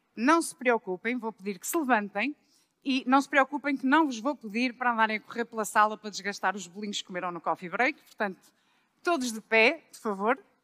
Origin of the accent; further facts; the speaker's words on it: Braga, Norte, Portugal; moved away as an adult; also born or lived in Lisbon; eu sou de Braga, mas vim trabalhar para Lisboa no ano 2000